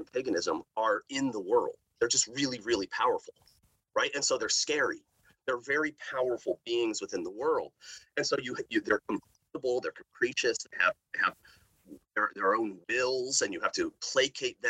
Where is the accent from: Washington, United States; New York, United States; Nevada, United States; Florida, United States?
Washington, United States; outside of Seattle; moved away; growing up in Seattle, outside of Seattle, when I was growing up